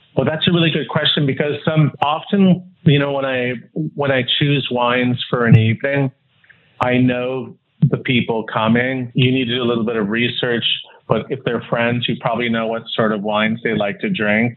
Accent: Los Angeles, California, United States; moved away as an adult; also born or lived in Newport Beach / Utah / Wisconsin; now in Hong Kong; I was born and raised in Los Angeles and um, actually in Hancock Park, and then um, moved as a teenager to Newport Beach

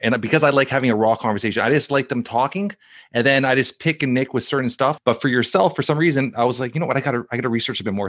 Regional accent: Toronto, Ontario, Canada; now in Brampton, Canada; That's where I grew up in Saint Clair on, uh, on, uh, Dufferin and Saint Clair.

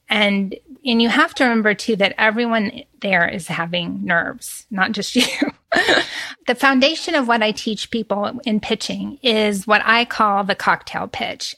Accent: Texas, United States; I'm from Texas and we chat. We're big chatters.

